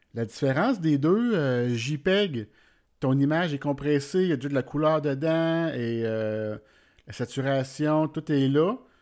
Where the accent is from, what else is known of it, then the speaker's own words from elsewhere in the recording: Warwick, Quebec, Canada; je viens du centre du Québec, de Warwick précisément tout près de Victoriaville puis de Drummondville.